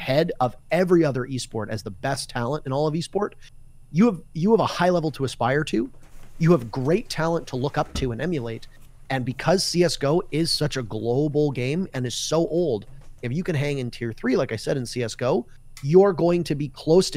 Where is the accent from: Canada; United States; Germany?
Canada; as a Canadian, standing on Canadian soil